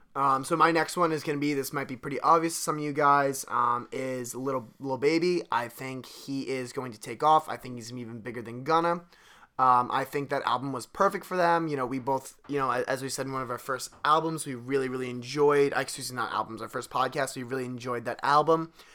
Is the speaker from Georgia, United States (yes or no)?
no; Delaware County, Pennsylvania, United States; we're both from Delaware County, Pennsylvania, Delco